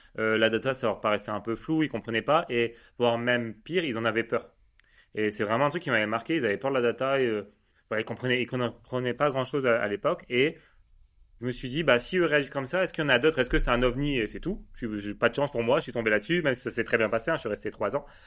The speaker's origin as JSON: {"language": "French", "town": "Lille", "region": "Hauts-de-France", "country": "France", "said": "je suis lillois"}